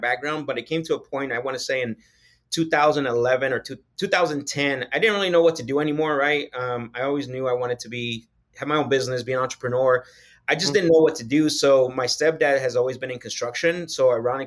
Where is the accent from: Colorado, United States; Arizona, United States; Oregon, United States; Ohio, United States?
Arizona, United States; Phoenix; also born or lived in Sonora, Mexico; From Phoenix, Arizona, basically I grew up here all my life